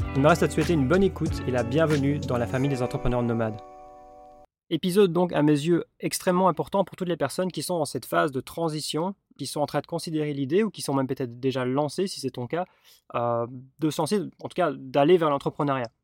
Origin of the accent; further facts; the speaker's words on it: Belgium; je suis belge